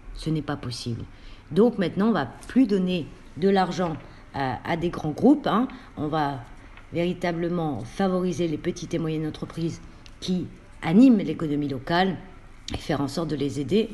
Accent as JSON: {"language": "French", "town": "Roubaix", "region": "Hauts-de-France", "country": "France", "tie": "born or raised there", "said": "ma ville euh, où je suis née à Roubaix"}